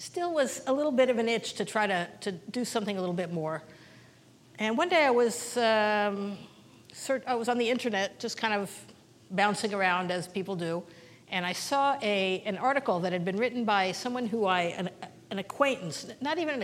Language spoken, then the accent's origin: English; Kansas City, Missouri, United States; moved away as an adult; now in Israel; I grew up in Kansas City in a conservative congregation at Beth Shalom and USY and Camp Ramah